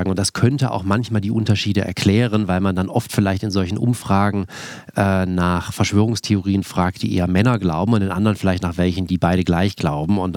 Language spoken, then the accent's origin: German; Tübingen, Baden-Württemberg, Germany; Also ich komme aus Tübingen, das ist eine sehr liberale, linke Stadt, das ist auch eine sehr wohlhabende Stadt